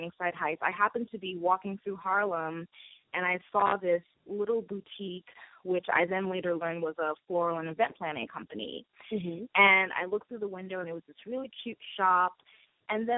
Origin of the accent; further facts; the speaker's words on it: Trinidad & Tobago; now in Brooklyn, United States; I am originally from Trinidad and Tobago, and I reside in Brooklyn, New York.